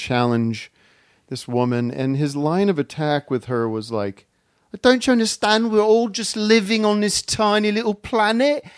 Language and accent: English; Allentown, Pennsylvania, United States; I grew up in Allentown, Pennsylvania